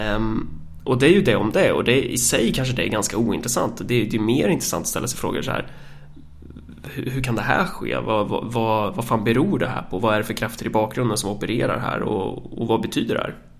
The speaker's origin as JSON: {"language": "Swedish", "area": "Närke", "region": "Örebro County", "country": "Sweden", "said": "mig som närking"}